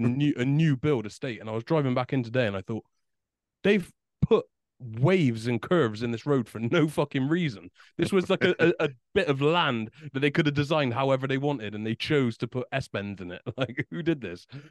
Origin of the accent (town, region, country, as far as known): United Kingdom